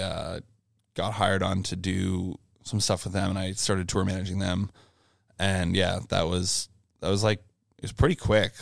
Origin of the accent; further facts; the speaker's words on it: Brockville, Ontario, Canada; I grew up in Brockville, Ontario, which is in between Kingston and Ottawa pretty much